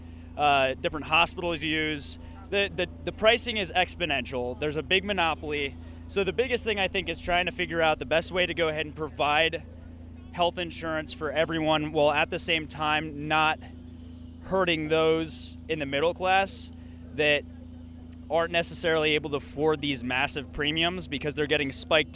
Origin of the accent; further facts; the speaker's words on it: Reading, Pennsylvania, United States; From Reading, Pennsylvania